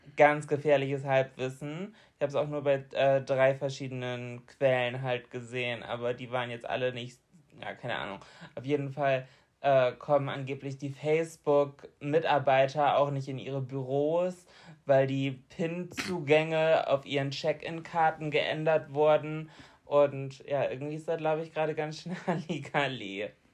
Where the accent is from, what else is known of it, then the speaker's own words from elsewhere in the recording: Bremen, Germany; bei uns in Bremen